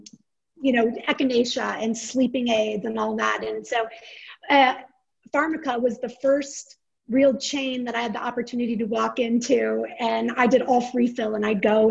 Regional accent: Boulder, Colorado, United States; I'm born and raised in Boulder, Colorado

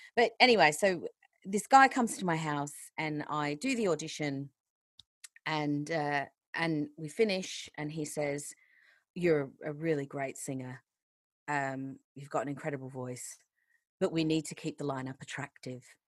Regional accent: Australia; now in England, United Kingdom; I'm not actually a British citizen, I'm Australian still

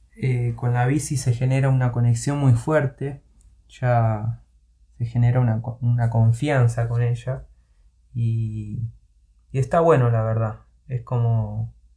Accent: Lanús, Buenos Aires Province, Argentina; moved away as an adult; Yo soy de Buenos Aires, de Lanús, específicamente zona

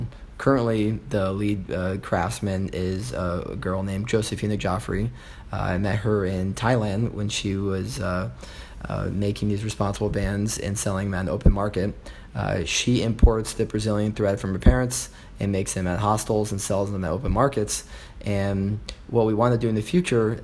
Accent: Los Angeles, California, United States; also born or lived in Elkhart Lake, Wisconsin / Madison, Wisconsin; now in Chicago, United States; I grew up in Los Angeles on the Pacific Ocean

